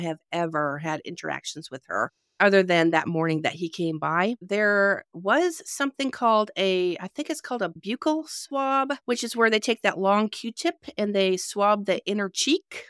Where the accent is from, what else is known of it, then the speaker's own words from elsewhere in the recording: Canada; also born or lived in North Carolina; now in Georgia, United States; I am originally from Canada, so yeah, I've lived here and there myself